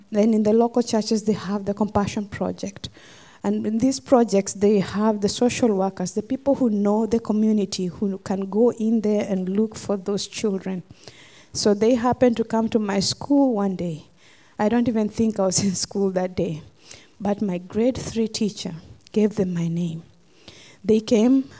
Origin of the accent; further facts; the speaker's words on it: Kenya; moved away; I'm from Kenya, originally. And I grew up in a village